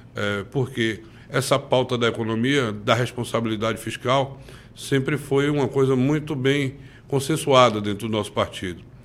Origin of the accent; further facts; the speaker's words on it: Campo Formoso, Bahia, Brazil; minha cidade natal, Campo Formoso